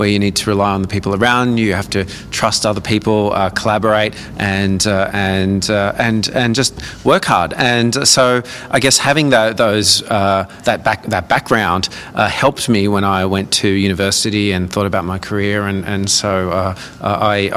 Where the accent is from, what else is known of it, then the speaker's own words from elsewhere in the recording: Newcastle, New South Wales, Australia; also born or lived in Brisbane / Toronto; now in Adelaide, Australia; I grew up in Newcastle